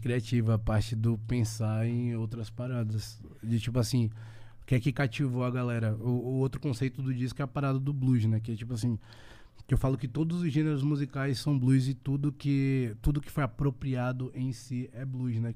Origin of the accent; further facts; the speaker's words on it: Northeast Region, Brazil; é de onde eu venho